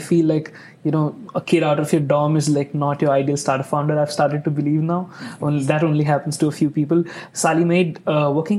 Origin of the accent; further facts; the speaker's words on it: India; now in Indianapolis, United States; I'm from India, so I have lived in big cities.